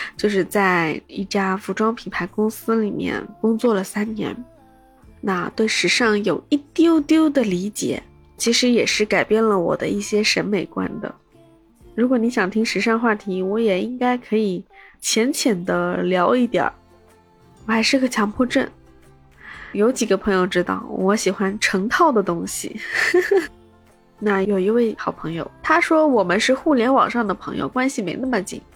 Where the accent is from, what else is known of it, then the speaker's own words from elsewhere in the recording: Shanghai, China; 我的坐标在上海，是一位魔都土著